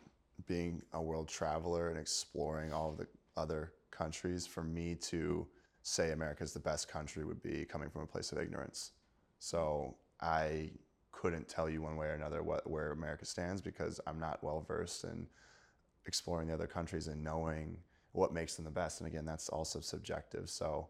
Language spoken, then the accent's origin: English; Missouri, United States; Might have lived there my entire life. {S3} Okay. {S2} I'm going to have to support my home state, Missouri.